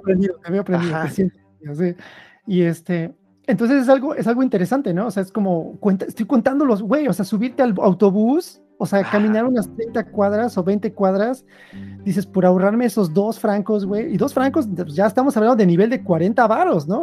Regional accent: Mexico; moved away as an adult; also born or lived in Sweden; now in Switzerland; como mexicano

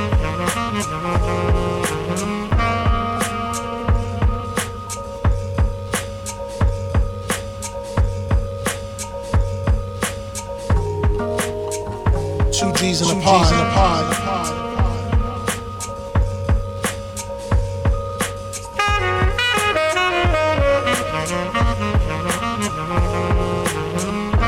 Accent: New York, United States; as a New Yorker

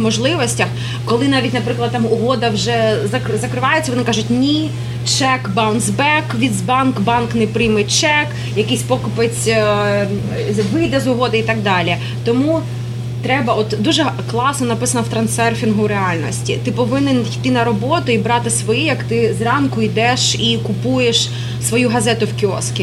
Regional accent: Luhansk, Luhansk Oblast, Ukraine; moved away as an adult; also born or lived in Kyiv, Ukraine; now in New York, United States; я зростала в Луганську

